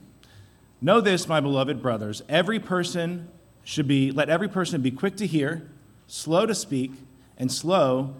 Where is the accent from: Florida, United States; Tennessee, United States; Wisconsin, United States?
Tennessee, United States; Chattanooga; back home, my hometown in Chattanooga